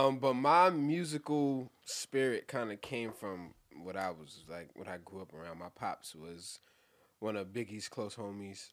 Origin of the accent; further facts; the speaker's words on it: New York City, New York, United States; I'm from Brooklyn